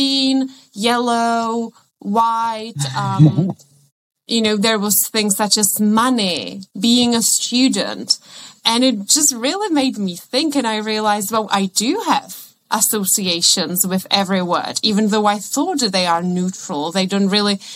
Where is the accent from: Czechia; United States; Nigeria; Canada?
Czechia; first language Czech; English is a second language; moved away; I come from the Czech Republic and I studied at Prague